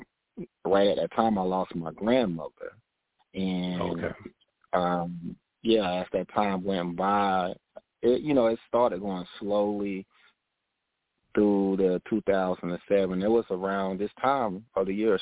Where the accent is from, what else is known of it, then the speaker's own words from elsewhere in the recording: Augusta, Georgia, United States; moved away as an adult; also born or lived in Texas; now in Charlotte, United States; I grew up in Augusta, Georgia.